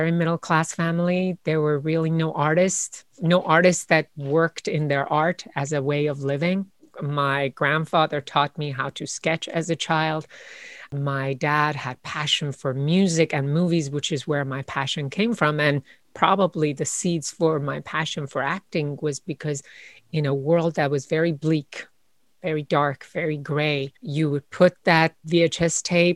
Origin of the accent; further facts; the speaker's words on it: Iran; now in United States; I was born in Iran a year before the Iranian Revolution.